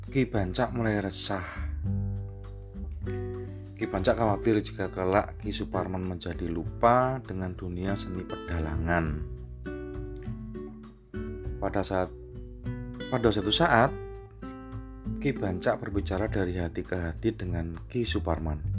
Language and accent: Indonesian; Yogyakarta, Special Region of Yogyakarta, Indonesia; biasanya kita, orang Jogja itu nyebutnya wayangan awan